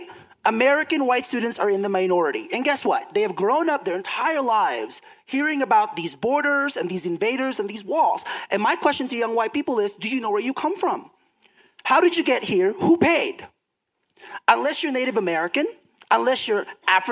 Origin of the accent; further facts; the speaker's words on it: Philippines; now in United States; I'm from the Philippines